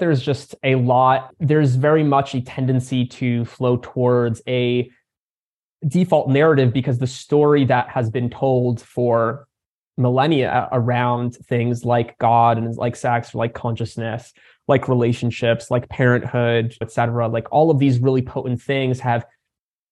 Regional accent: United States; also born or lived in Crimea; came over to the States as just a baby, and grew up in a community for refugees who were coming out of the region

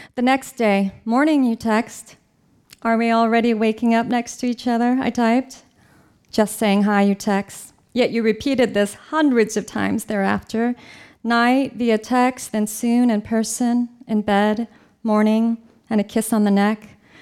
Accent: California, United States; I'm from California

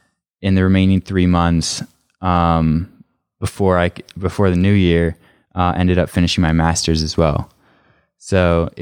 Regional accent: Canada; originally the plan was, when I went back to Canada after leaving DU or University of Denver, was to go to my hometown college and just finish my degree there.

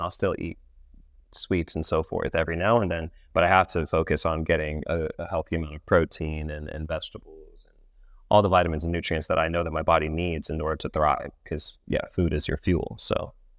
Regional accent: Los Angeles, California, United States; also born or lived in East Coast, United States; I grew up in Los Angeles for the most part. I was born on the East Coast, traveled around the East Coast a little bit, but ended up in Los Angeles when I was seven years old, and I've been there all of my life ever since.

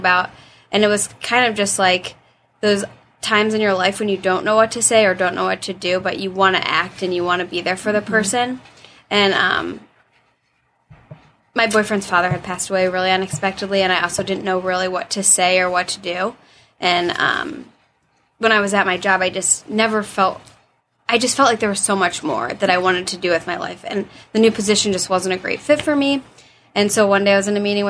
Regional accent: Dublin, Ohio, United States; I grew up in Dublin

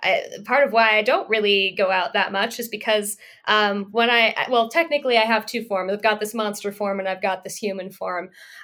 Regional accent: India; I am from India, spoiler alert.

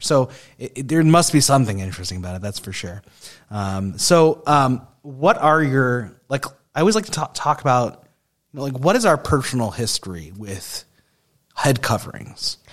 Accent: Long Island, New York, United States; a Jew growing up in Long Island where there was tons of Jews

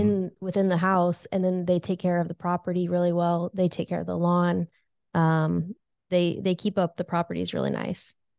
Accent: California, United States; moved away as an adult; now in Lincoln, United States; I was, uh, born and raised in California

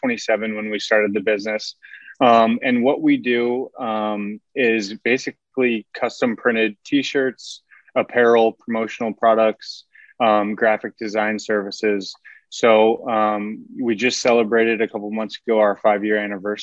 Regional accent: Seward, Nebraska, United States; I'm from originally from Seward, Nebraska

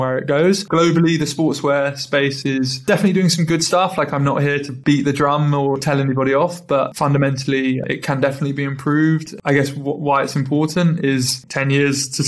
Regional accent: London, United Kingdom; I'm from London

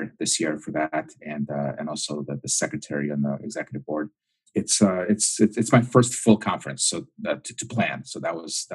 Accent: Minnesota, United States; I'm from Minnesota.

